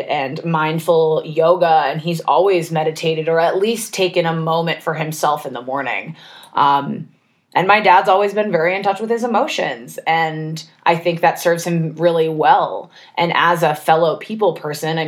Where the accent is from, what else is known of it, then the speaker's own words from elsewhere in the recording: Maine, United States; moved away; also born or lived in Los Angeles; I grew up in Maine